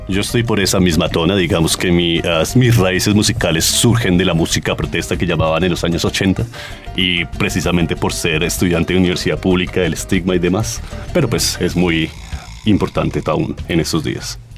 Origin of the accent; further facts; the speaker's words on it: Colombia; como colombianos